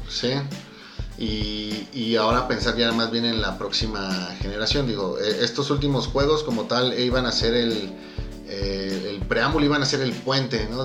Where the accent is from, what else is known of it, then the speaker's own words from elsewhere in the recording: Mexico; somos los mexicanos